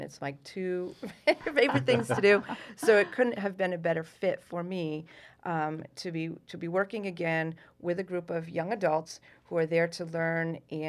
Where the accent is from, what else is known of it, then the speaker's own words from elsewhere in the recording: Essex Junction, Vermont, United States; moved away as an adult; now in Massachusetts, United States; I grew up in Essex Junction, Vermont.